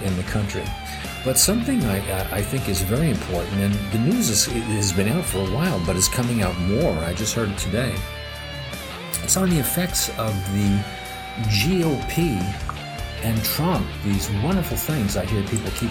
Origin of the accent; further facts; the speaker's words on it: United States; as an American